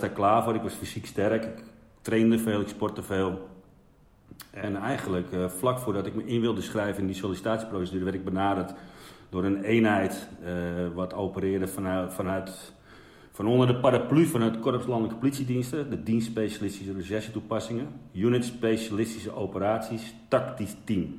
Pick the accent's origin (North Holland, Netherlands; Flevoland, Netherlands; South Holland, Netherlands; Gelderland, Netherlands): North Holland, Netherlands; Wormerveer; ik kom uit de Zaanstreek. Um, daar, ja, Wormerveer, daar ben ik geboren